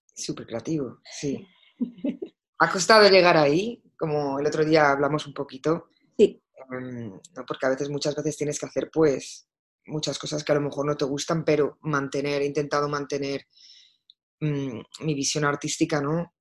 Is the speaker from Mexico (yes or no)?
no; Madrid, Community of Madrid, Spain; moved away as an adult; also born or lived in Barcelona; now in London, United Kingdom; Nací en Barcelona y crecí en Madrid y llevo trabajando y viviendo en Londres eh, desde hace 18 años.